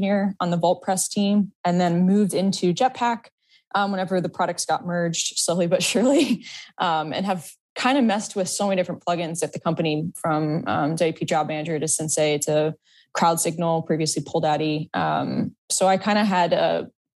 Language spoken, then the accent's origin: English; Florida, United States; moved away; I'm actually from Florida originally.